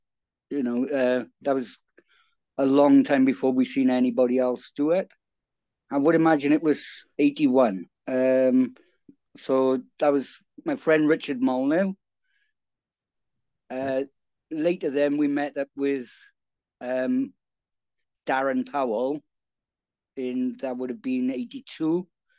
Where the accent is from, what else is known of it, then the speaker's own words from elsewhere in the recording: Newbridge, Wales, United Kingdom; I'm from Newbridge in South Wales.